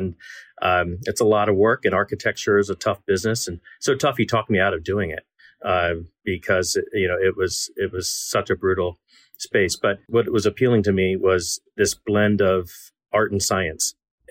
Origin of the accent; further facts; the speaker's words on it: Baltimore, Maryland, United States; I am from Baltimore, Maryland, and where a lot of my family is from, not too far from your hometown of Lancaster.